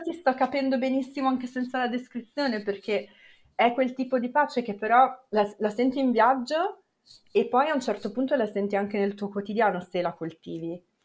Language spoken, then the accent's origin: Italian; Milan, Lombardy, Italy; io per esempio sono cresciuta a Milano